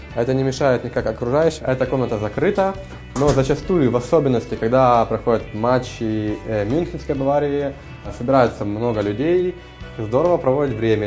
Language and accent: Russian; Ukraine; moved away as an adult; also born or lived in Kyiv / Kharkiv; now in Munich, Germany; я сам из Украины